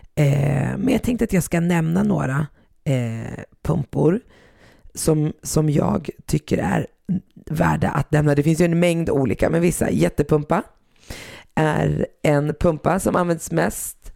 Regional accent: Sweden; som jag är uppväxt i Sverige

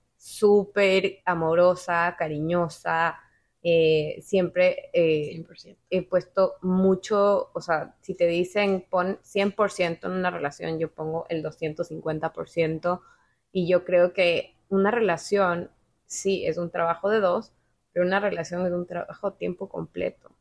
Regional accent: Ecuador; now in Miami, United States; yo nací en Ecuador

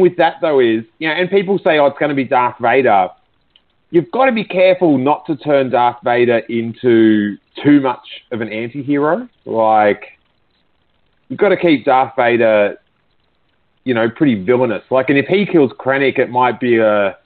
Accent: Australia; I'm Australian.

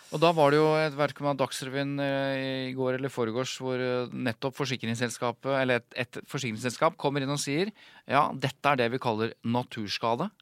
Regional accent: Jevnaker, Innlandet, Norway; Jeg er jo fra Jevnaker

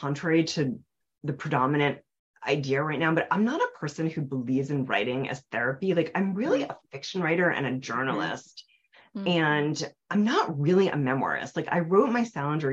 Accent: Nyack, New York, United States; now in Cambridge, United States; my hometown, which is Nyack, New York, in the Hudson River Valley

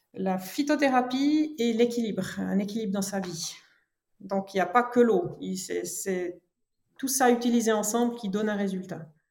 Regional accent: French-speaking Switzerland, Romandy, Switzerland; je suis née en Suisse romande, donc du côté francophone. Mes parents sont de germanophone, mais moi, je suis née ici en Suisse romande

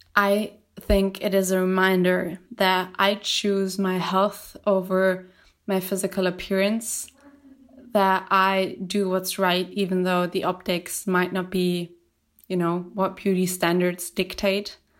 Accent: Germany; I'm from Germany

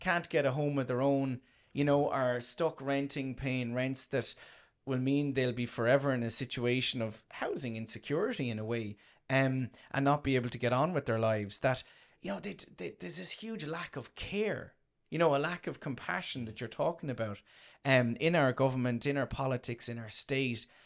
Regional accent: Tramore, Munster, Ireland; I come from Tremor originally, um, in County Waterford

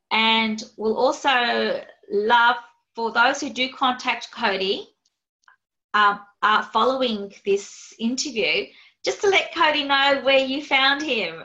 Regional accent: Australia; accent: Aussie; my Aussie accent

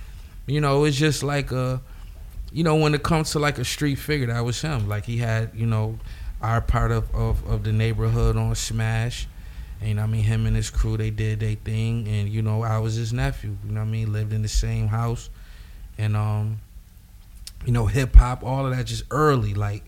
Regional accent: Buffalo, New York, United States; Buffalo, man.

